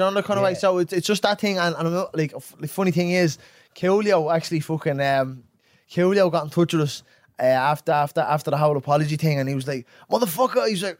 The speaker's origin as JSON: {"language": "English", "region": "England", "country": "United Kingdom", "tie": "born or raised there", "said": "I'm a fucking young fella growing up in England."}